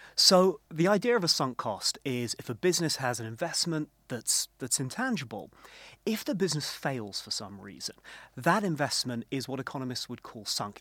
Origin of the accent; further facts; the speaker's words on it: United Kingdom; as a Brit